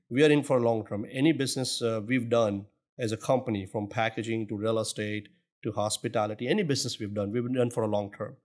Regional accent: Surat, Gujarat, India; moved away as an adult; now in Houston, United States; originally, I'm actually born and brought up in Surat, India

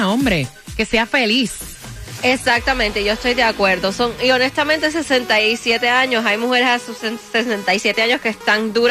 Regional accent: Dominican Republic; Dominicana, mi amor.

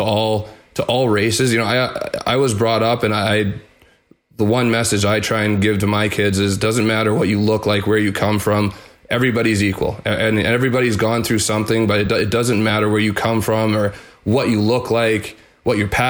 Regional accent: Winnipeg, Manitoba, Canada; growing up in Winnipeg

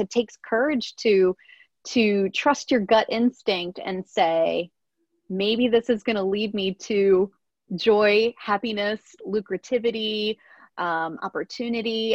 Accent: Pennsylvania, United States; I grew up in a very rural part of Pennsylvania and in a small town

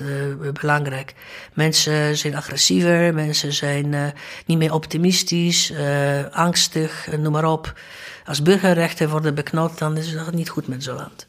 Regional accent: Gdańsk, Pomeranian Voivodeship, Poland; Dutch is a second language; moved away as an adult; also born or lived in Amsterdam; now in Netherlands; Ik was dus in Gdańsk

